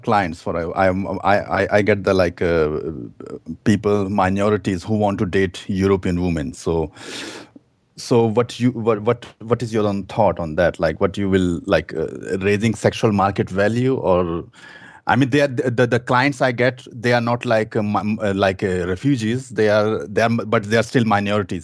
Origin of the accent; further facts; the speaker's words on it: India; moved away as an adult; now in Germany; I'm German, but I'm immigrant from India, actually. So, I came here two thousand six